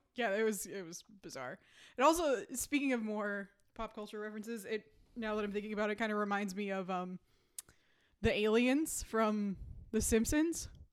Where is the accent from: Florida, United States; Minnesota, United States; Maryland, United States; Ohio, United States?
Minnesota, United States; growing up in Minnesota